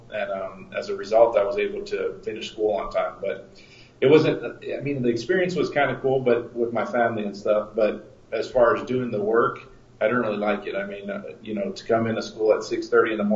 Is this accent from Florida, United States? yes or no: no; El Paso, Texas, United States; moved away as an adult; also born or lived in Las Vegas; So I'm from El Paso, Texas